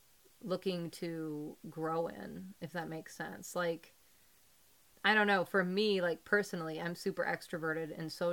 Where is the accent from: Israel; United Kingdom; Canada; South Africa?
United Kingdom; Oh, I am as a Brit. Oh, British people